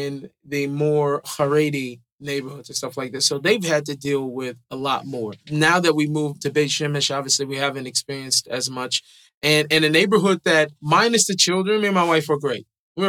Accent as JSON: {"language": "English", "town": "Seattle", "region": "Washington", "country": "United States", "tie": "born or raised there", "said": "I think I grew up in Seattle."}